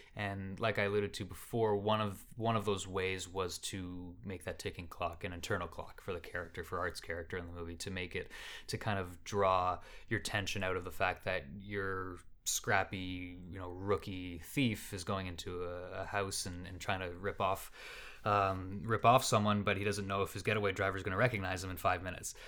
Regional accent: Canada; I'm Canadian and I'm from here

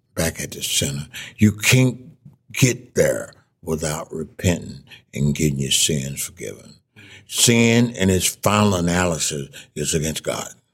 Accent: Mississippi, United States; moved away as an adult; I came back to Mississippi then in 1960

